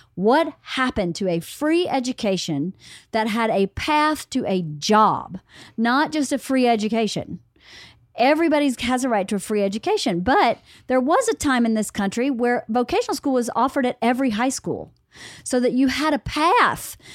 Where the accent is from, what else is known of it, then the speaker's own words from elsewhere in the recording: the South, United States; I grew up in the South